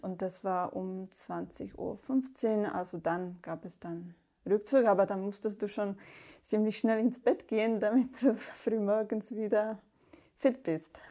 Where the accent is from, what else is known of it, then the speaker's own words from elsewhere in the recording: Slovakia; German is a second language; moved away as an adult; now in Germany; Ich komme aus der Slowakei und habe erst im Kloster in Deutschland Deutsch gelernt